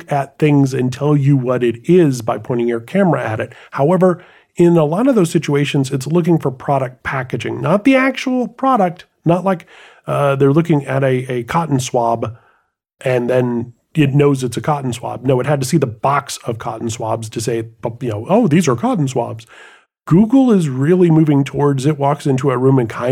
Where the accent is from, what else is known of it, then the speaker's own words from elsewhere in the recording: United States; I'm just an American brute.